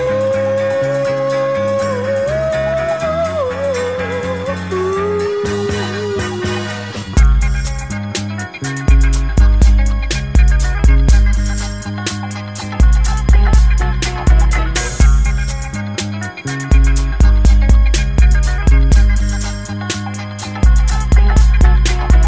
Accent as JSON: {"language": "English", "town": "Dallas", "region": "Texas", "country": "United States", "tie": "born or raised there", "said": "I grew up in South Dallas"}